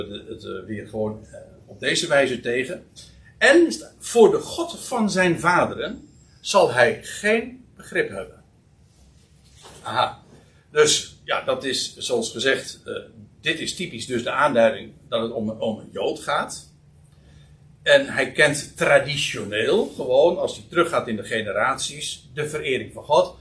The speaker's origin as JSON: {"language": "Dutch", "country": "Netherlands", "said": "Wij als Nederlanders"}